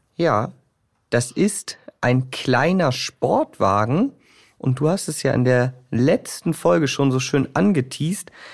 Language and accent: German; Bremen, Germany; bei uns in Bremen